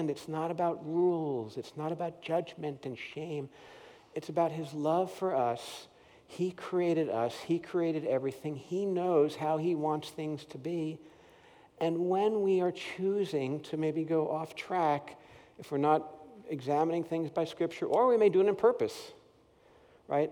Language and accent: English; Paramus, New Jersey, United States; moved away; I grew up in Paramus, New Jersey, right near New York City